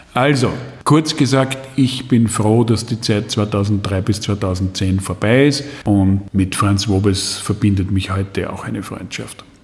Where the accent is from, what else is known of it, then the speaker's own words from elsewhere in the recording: Graz, Styria, Austria; Ich bin Grazer